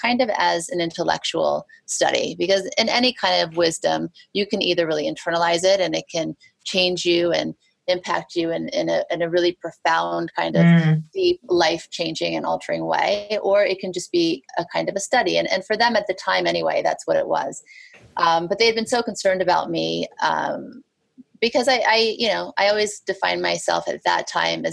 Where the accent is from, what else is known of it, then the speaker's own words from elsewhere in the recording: Beverly Hills, California, United States; moved away as an adult; also born or lived in Thibodaux, Louisiana / New Orleans, Louisiana; now in New York, United States; growing up in Beverly Hills, going to Beverly Hills High School